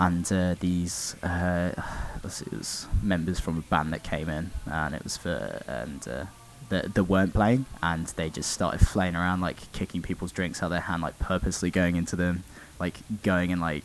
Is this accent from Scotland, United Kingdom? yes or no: no; Oxford, South East England, United Kingdom; we're from Oxford